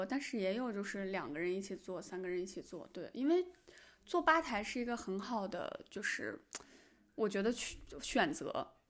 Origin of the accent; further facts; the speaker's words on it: China; 对，这也是可能很多就是我们中国人很喜欢它的原因。